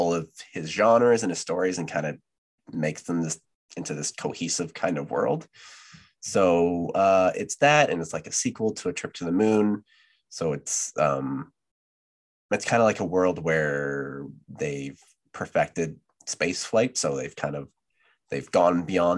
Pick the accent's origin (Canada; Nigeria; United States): Canada; So I'm Canadian.